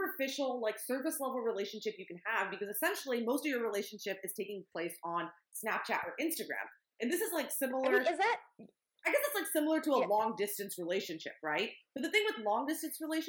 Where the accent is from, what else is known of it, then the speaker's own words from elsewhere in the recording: East Bay, California, United States; we're from the East Bay